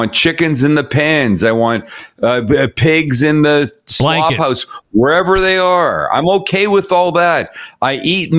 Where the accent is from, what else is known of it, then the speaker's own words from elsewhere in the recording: Canada; now in United States; my first year as an American. Every other 4th of July that we've spent together, if the show has fallen on a 4th of July, I have been a Canadian.